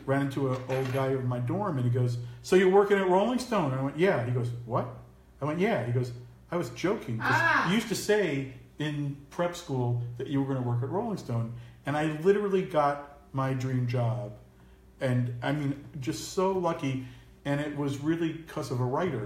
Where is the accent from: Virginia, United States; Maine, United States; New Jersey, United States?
New Jersey, United States; Tenafly; also born or lived in New York City; Grew up across the bridge in Tenafly, New Jersey